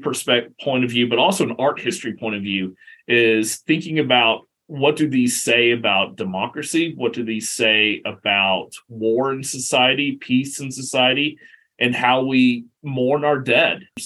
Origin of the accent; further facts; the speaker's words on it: Atlanta, Georgia, United States; now in Auburn, Alabama, United States; growing up in the South, growing up with grandfathers who took me to battlefields, growing up in Atlanta